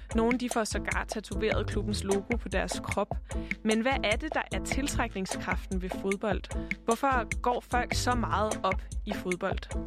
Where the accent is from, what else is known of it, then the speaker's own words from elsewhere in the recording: Copenhagen, Capital Region of Denmark, Denmark; jeg er vokset op i København, jeg er vokset op i høj grad på Vesterbro